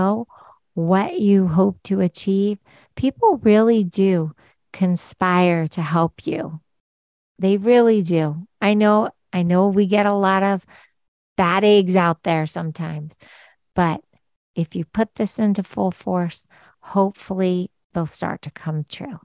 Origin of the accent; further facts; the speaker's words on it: Philadelphia, Pennsylvania, United States; we're both from Philadelphia